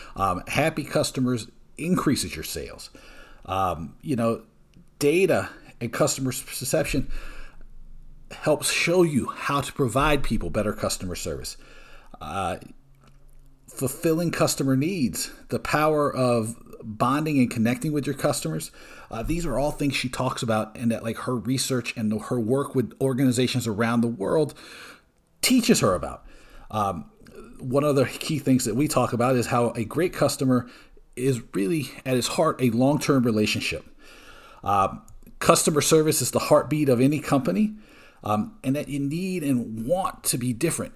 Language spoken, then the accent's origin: English; Georgia, United States; moved away; also born or lived in Brooklyn, New York; originally from Georgia, but I, I lived in Brooklyn for a whi-, for a long time.